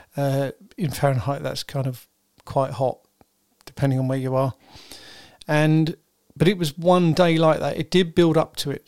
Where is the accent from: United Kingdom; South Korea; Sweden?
United Kingdom; I'm British